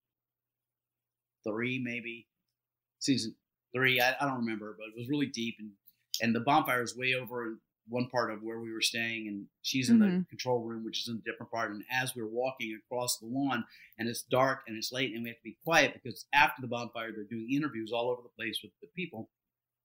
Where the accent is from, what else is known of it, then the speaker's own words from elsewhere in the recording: Deep South, United States; I'm Southern, like I was raised in the Deep South